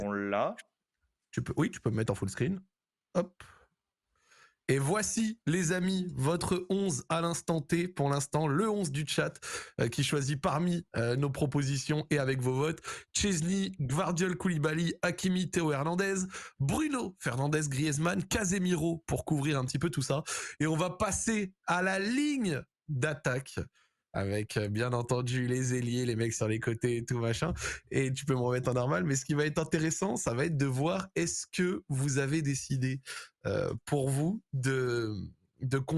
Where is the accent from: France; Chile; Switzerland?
France; ça c'est aussi parce que je suis français